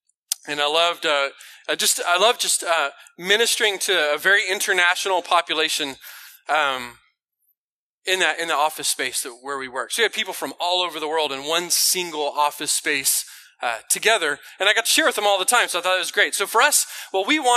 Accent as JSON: {"language": "English", "town": "Houston", "region": "Texas", "country": "United States", "moved": "as an adult", "lives_now": "China", "said": "So I am from Houston originally"}